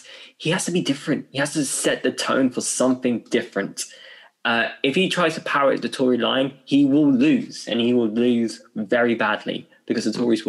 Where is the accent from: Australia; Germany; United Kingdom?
United Kingdom; London; as a Londoner